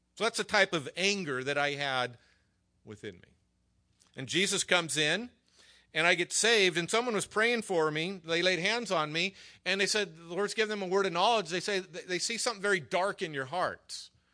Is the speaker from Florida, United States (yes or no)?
no; Hacienda Heights, California, United States; also born or lived in La Mirada, California; I was raised over in Hacienda Heights.